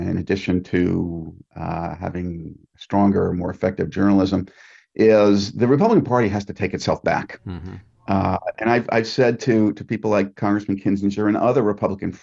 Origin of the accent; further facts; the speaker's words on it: Oyster Bay, New York, United States; I found a little 1,500 square foot storefront in Oyster Bay, Long Island, my hometown